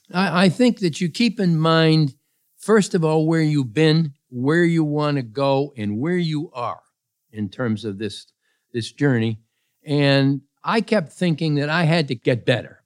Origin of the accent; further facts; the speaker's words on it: Pittsfield, Massachusetts, United States; I was born in Pittsfield, Massachusetts